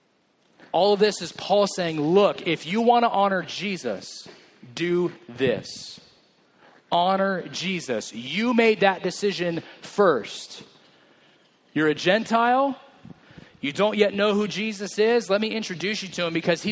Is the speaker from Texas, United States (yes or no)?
no; Merced, California, United States; I grew up in Merced